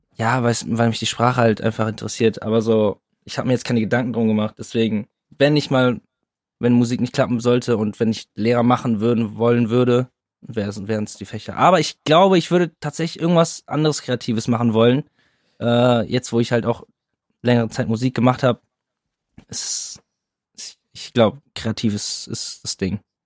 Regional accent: Kaarst, North Rhine-Westphalia, Germany; now in Berlin, Germany; wir kommen aus Karst, aus NRW, beide aus derselben Stadt, selbe Schule

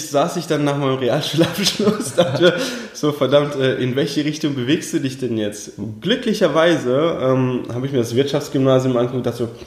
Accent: Heidelberg, Baden-Württemberg, Germany; also born or lived in Uzbekistan; aufgewachsen bin ich in schönen Heidelberg unten im Süden Deutschlands. Und ursprünglich geboren tatsächlich in Usbekistan, ja, also okay. in der damaligen Sowjetunion.

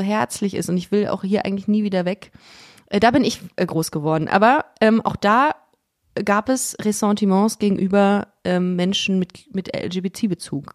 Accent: Düsseldorf, North Rhine-Westphalia, Germany; moved away as an adult; now in Cologne, Germany; aus Düsseldorf und ähm, hab aber, bin jetzt nach Köln gezogen vor sechs Jahren

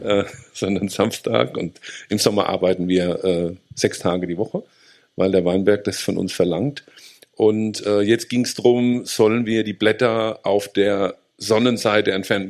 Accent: Rhineland-Palatinate, Germany; bei uns in der Pfalz

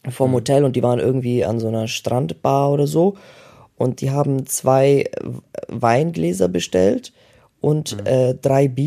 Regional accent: Germany; für uns Deutsche

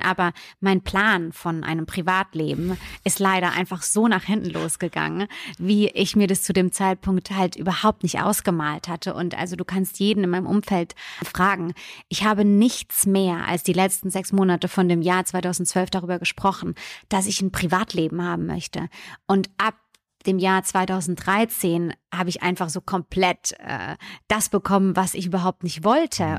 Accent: Bürstadt, Hesse, Germany; also born or lived in Italy; ich komme vom Land in, aus der Nähe von Mannheim. Bürstadt heißt der Ort

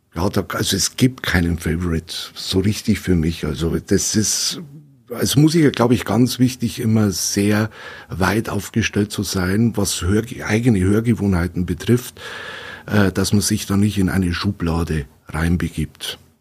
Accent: Weiden, Bavaria, Germany; also born or lived in Regensburg; bin ja, gebürtiger Regensburger und wohne seit boah, klein auf, dann kurze Visite in Regensburg war das nur, wohne ich jetzt hier in Weiden und in der Gegend

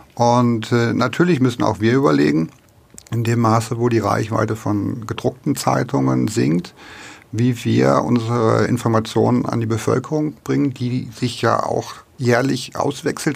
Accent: Lower Saxony, Germany; also born or lived in Middle Franconia; now in Nuremberg, Germany; das darf ich sagen, als Niedersachse

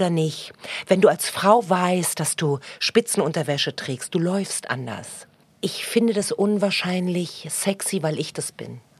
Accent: East Berlin, Berlin, Germany; Und früher, ich bin ja aus Ostberlin, das hieß Waschhaus.

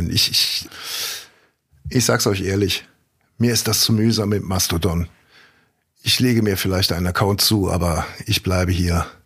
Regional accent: Cologne, North Rhine-Westphalia, Germany; Also komm, ich, ich komme aus Ehrenfeld.

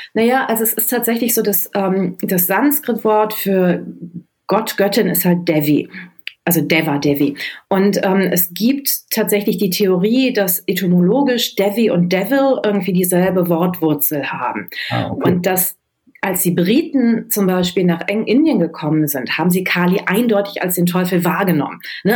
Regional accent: Düsseldorf, North Rhine-Westphalia, Germany; ich bin in Düsseldorf geboren und groß geworden

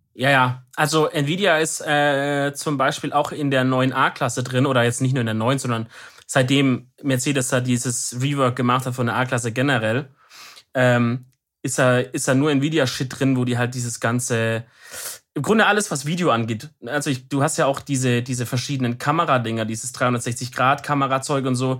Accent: Baden-Württemberg, Germany; als Deutscher

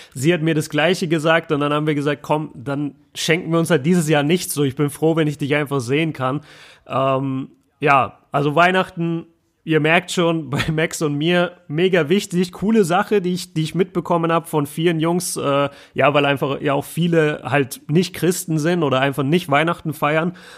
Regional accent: the South, Southern Germany, Germany; now in Ruhr area, Germany; bei uns im Süden

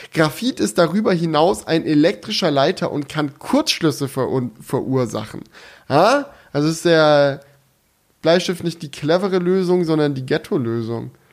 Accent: Swabia, Baden-Württemberg, Germany; ich bin ja ein Schwabe und aus meiner Heimat kommt ja der legendäre Schokoladenhersteller

